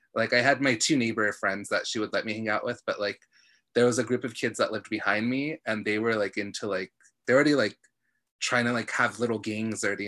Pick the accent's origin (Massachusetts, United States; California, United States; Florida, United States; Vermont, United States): California, United States; National City; I'm from National City, like it's a cool place